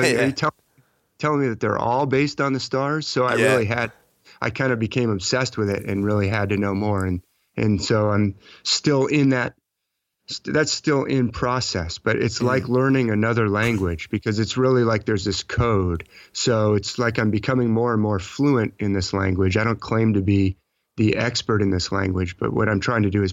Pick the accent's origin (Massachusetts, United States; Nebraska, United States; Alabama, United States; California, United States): California, United States; I'm talking to you from California. That's actually my home state where I was born, but I was in the Army for a little while and traveled all over the U.S.